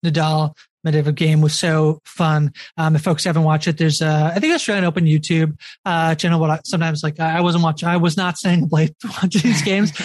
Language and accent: English; Canada; the lone canadian in this crew